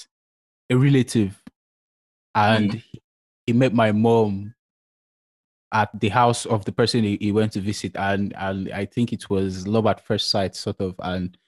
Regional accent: Nigeria; I'm 21. I'm from Nigeria

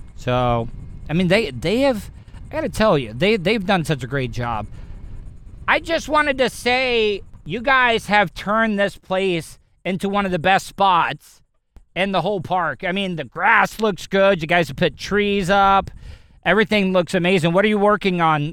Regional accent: Florida, United States; I'm, I'm born and raised, I'm a Florida cracker

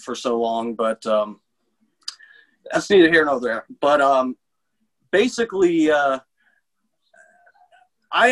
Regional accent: Tampa, Florida, United States; also born or lived in Seffner, Florida; Pretty much in Tampa

